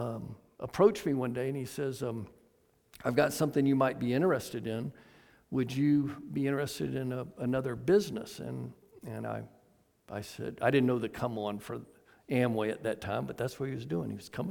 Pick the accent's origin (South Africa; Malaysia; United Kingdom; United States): United States; the South; You know, I was raised in the South as we became less prejudiced, if you would.